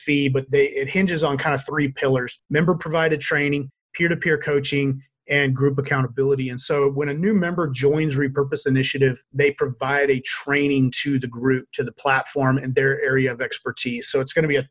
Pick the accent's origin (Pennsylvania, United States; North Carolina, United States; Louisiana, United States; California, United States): Louisiana, United States; moved away as an adult; now in Boise, United States; I grew up in Louisiana, but I moved out here to Boise and I've been here ever since